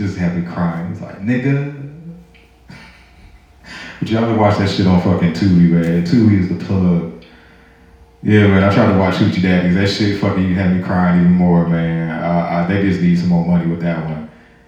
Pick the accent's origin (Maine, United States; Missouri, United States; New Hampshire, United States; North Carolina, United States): Missouri, United States; St. Louis; now in Georgia, United States; I'm not from Georgia. I'm originally from St. Louis